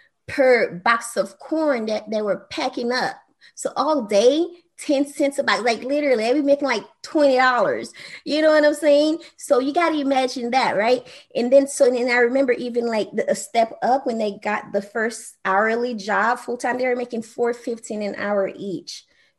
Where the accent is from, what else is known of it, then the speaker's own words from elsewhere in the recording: Haiti; I grew up on welfare. My mom, you know, had to have food stamp for a while because, you know, I'm from Haiti.